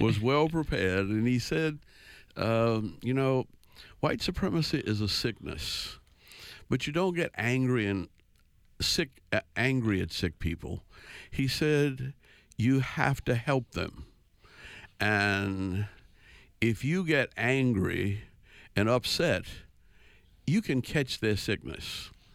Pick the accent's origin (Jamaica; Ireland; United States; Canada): United States; New Orleans, Louisiana; moved away as an adult; also born or lived in Washington, D.C. / Connecticut / Georgia; I was born in New Orleans, right downtown, right, right, one block off Canal Street